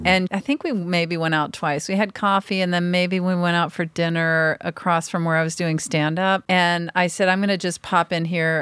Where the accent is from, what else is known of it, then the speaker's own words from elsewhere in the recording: Pass Christian, Mississippi, United States; also born or lived in Houston; people call my town the Pass, and then the actual pronunciation is Pass Christian